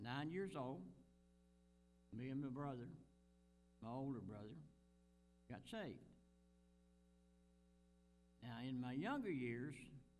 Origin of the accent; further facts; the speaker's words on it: Virginia, United States; I was born in Virginia in 1937.